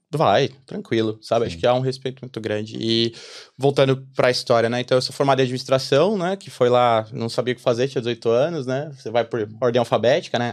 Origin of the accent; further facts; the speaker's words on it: São Paulo, Brazil; moved away as an adult; now in Ireland; eu nasci em São Paulo, né? Eu tô aqui na Irlanda há três anos e meio já